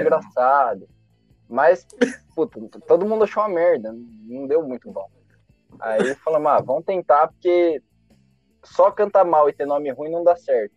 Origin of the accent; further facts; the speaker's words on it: São Carlos, São Paulo, Brazil; Eu sou de São Carlos mesmo